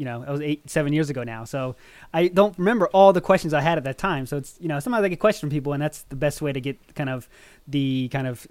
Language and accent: English; Maryland, United States; moved away as an adult; now in Japan; I was born in Maryland, United States.